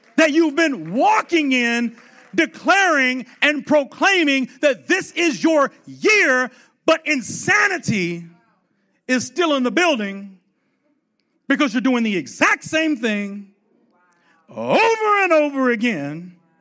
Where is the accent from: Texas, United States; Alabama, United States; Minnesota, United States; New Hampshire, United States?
Texas, United States; Fort Worth; I'm from Fort Worth, Texas, born and raised